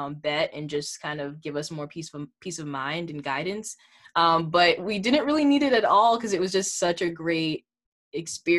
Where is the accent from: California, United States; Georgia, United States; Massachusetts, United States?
Massachusetts, United States; Boston; I'm from Boston, Massachusetts